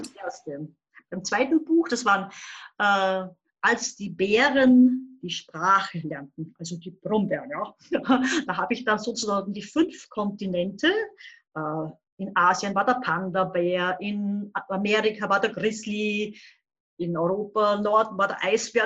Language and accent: German; Upper Austria, Austria; Ich komme aus Oberösterreich, wohne so ungefähr sieben Kilometer entfernt von der deutsch-bayerischen Grenze in Hurten, ganz ein kleiner Ort.